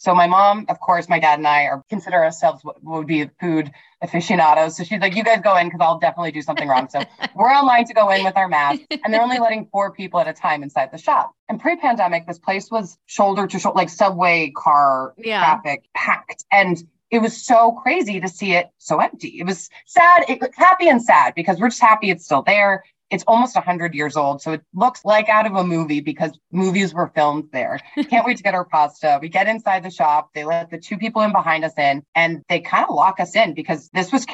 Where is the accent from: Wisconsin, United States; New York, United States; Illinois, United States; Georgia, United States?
New York, United States; Westchester; also born or lived in Manhattan, New York; I was born in Manhattan, but I was raised in Westchester.